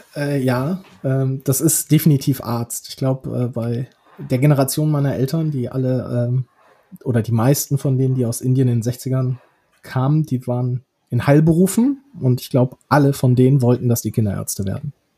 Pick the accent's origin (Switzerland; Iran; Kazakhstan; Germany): Germany; Rhineland; sehe ich mich wahrscheinlich irgendwie primär als Rheinländer